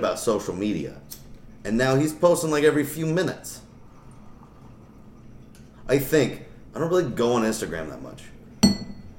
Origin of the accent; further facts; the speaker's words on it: United States; we're American